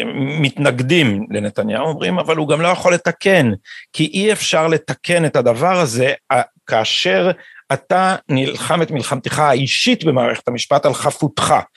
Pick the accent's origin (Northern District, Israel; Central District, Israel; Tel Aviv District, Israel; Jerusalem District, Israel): Jerusalem District, Israel; Jerusalem; בא מירושלים ומתוך האליטה הזאת פחות או יותר